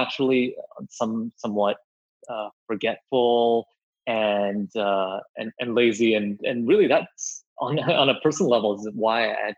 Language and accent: English; Vancouver, British Columbia, Canada; moved away as an adult; also born or lived in Singapore / New York / China; now in San Francisco, United States; being from Singapore and growing up in Vancouver, having lived in New York, also upstate New York for college in a small town, and now in San Francisco